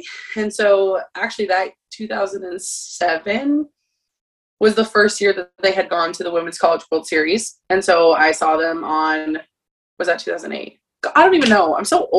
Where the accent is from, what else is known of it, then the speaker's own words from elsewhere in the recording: Phoenix, Arizona, United States; moved away; I'm from Phoenix, Arizona, so I grew up an Arizona State fan.